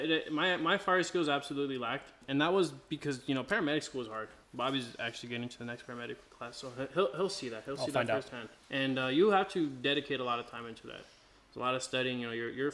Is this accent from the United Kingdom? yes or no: no; Australia; moved away; I'm Aussie